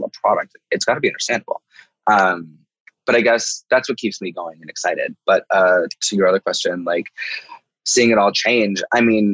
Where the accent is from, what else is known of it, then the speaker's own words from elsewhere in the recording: Midwest, United States; a little queer person growing up in the Midwest